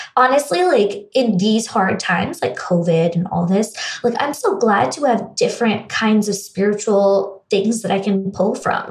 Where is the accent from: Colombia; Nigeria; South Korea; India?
India; also born or lived in United States; now in Los Angeles, United States; growing up in India